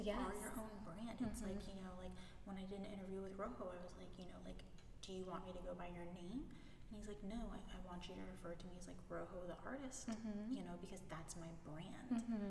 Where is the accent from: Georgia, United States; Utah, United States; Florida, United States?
Florida, United States; St. Petersburg; No, I'm from St. Pete.